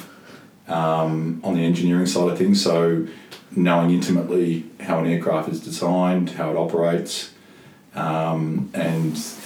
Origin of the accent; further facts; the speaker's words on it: Mount Eliza, Victoria, Australia; Mount Eliza. So I had a terrific childhood